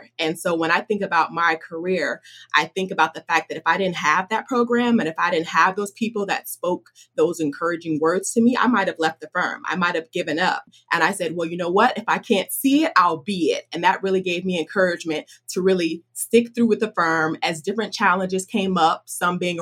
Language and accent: English; Orlando, Florida, United States; I was born and raised in Orlando, Florida.